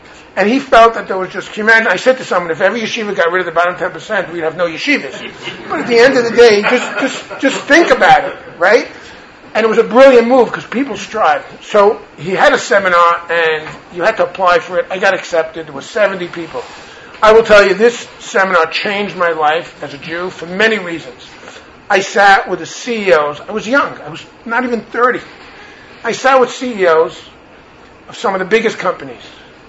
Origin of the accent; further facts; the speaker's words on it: New York City, New York, United States; I'm a New Yorker and I grew up in New York.